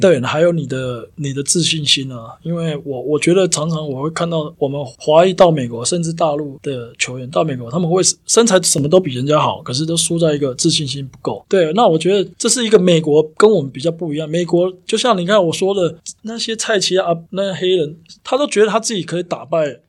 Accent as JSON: {"language": "Chinese", "region": "southern Taiwan", "country": "Taiwan", "moved": "as an adult", "lives_now": "United States", "said": "我觉得应该是我我本身是南部的"}